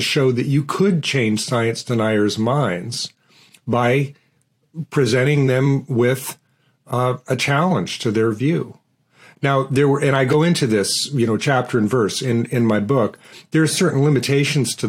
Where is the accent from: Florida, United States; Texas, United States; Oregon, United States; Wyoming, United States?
Oregon, United States; Portland; I grew up in Portland, Oregon, and I grew up in a working-class neighborhood